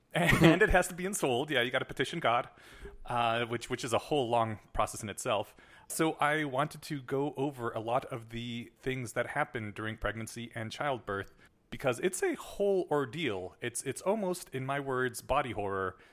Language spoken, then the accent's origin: English; United States; I was brought up in the American school system